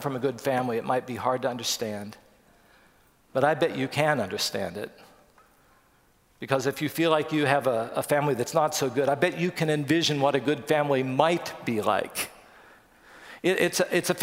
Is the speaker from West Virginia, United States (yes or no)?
yes; West Virginia, United States; we grew up in West Virginia